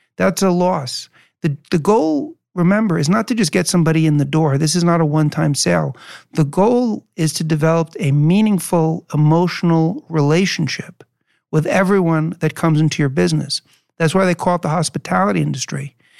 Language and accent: English; New York City, New York, United States; moved away; I was born and raised in New York City and, and grew up in the eighties